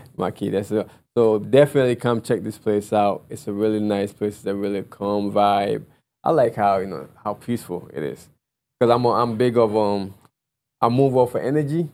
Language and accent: English; Ghana; I'm Ghanaian